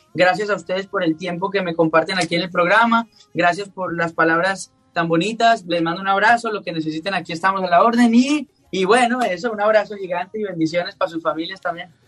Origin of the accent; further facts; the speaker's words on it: Colombia; a mí como colombiano me llena de orgullo